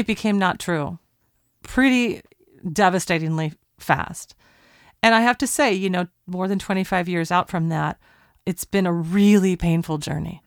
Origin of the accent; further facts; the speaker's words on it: Portland, Oregon, United States; We're recording at Talkback Sound and Visual in Portland, Oregon, my hometown